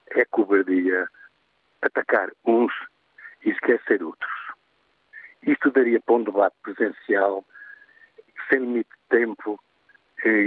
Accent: Portugal; os que ainda estamos aqui, portugueses de Portugal

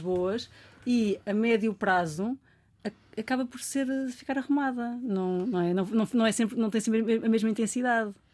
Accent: Almada, Setúbal, Portugal; eu sou da Almada

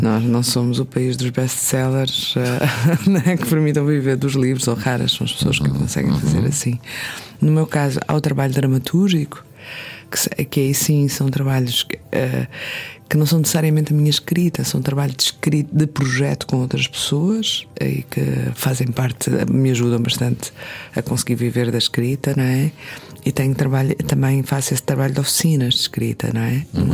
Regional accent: Azores, Portugal; eu sou açoriana

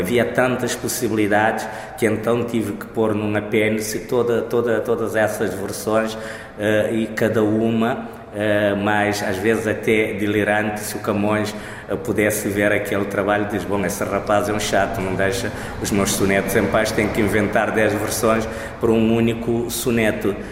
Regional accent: Cape Verde; first language Cape Verdean Creole; Portuguese is a second language; na minha língua materna, o crioulo de Cabo Verde ou língua cabo-verdiana

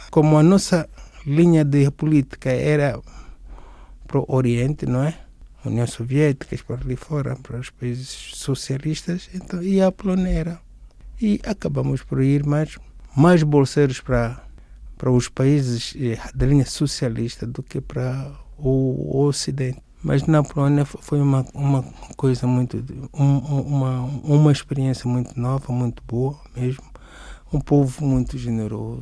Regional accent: Benguela, Angola; moved away as an adult; now in Portugal; nasci em Benguela. Eu cheguei aqui em Portugal no ano 2000

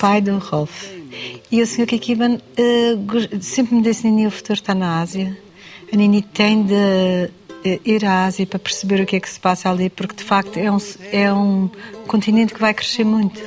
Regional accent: Madeira, Portugal; also born or lived in Lisbon; Eu sou uma portuguesa da Madeira, sim. É engraçado, eu em Lisboa sinto-me madeirense

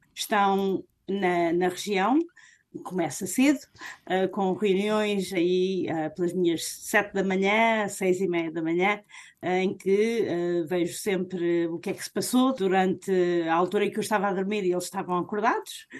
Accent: Portugal; moved away as an adult; estudámos em Portugal, crescemos em Portugal

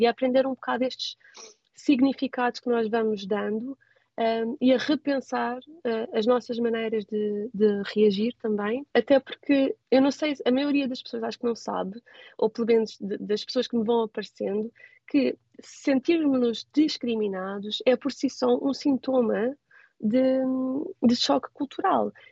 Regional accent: Portugal; moved away as an adult; now in Tokyo, Japan

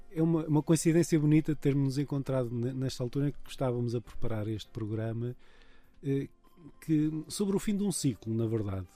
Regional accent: São Roque do Faial, Madeira, Portugal; sou de São Roque do Faial

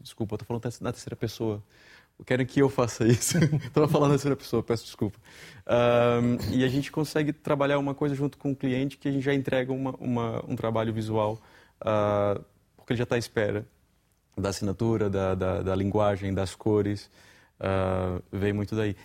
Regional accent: Brazil; moved away as an adult; now in Portugal; venho do Brasil

